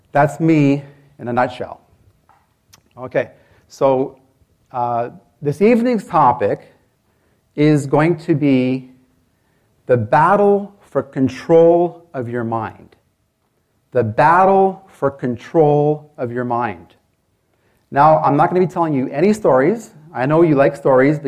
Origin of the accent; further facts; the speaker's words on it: Canada; I'm from Canada